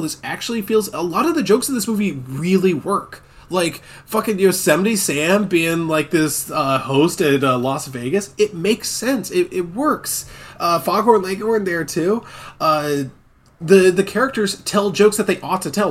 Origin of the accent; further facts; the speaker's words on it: Scotland, United Kingdom; I'm Scottish